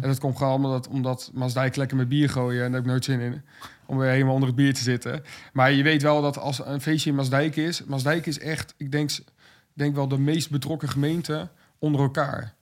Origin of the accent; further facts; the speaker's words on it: Westland, South Holland, Netherlands; Ik kom uit Westland, woon het in onze dijk nu.